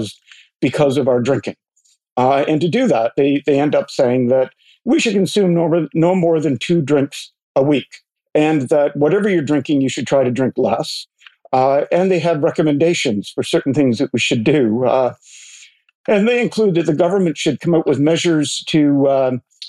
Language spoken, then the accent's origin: English; Port Hope, Ontario, Canada; I'm sitting here in my hometown of Port Hope